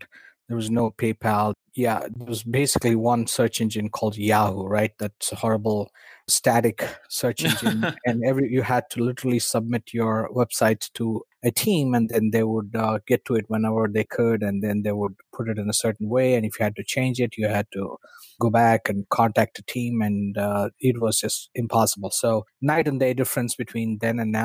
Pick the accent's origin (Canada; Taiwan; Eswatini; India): India; moved away as an adult; I was born and raised in India